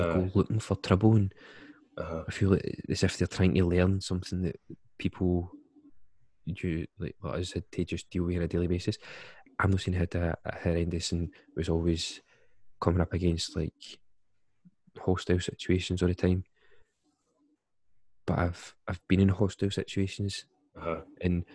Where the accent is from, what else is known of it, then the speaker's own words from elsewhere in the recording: Glasgow, Scotland, United Kingdom; I went to school at Clevedon, which was the first 2 years was Mary Hill, and then the second 2 years was doing it at Kelvindale